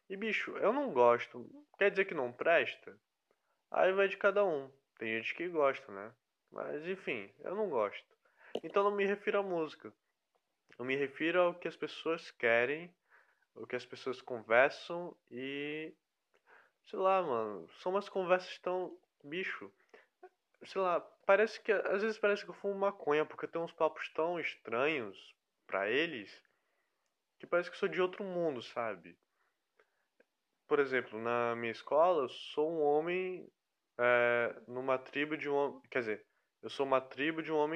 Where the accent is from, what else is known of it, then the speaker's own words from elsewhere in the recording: Fortaleza, Ceará, Brazil; also born or lived in Rio de Janeiro; now in Piauí, Brazil; Aí eu vim esse ano pro Piauí, que antes eu estava morando no Rio de Janeiro. Porém eu sou de Fortaleza.